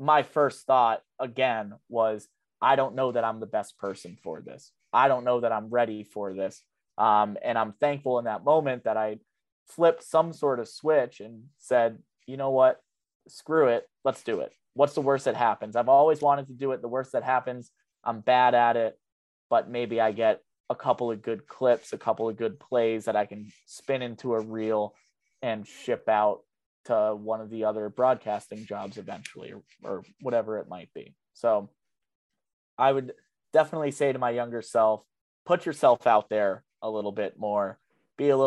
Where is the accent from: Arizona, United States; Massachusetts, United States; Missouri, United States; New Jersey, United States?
Massachusetts, United States; Worcester; I'm from Worcester. I'm excited the team is moving because I grew up 10 minutes down the road from where the ballpark's being built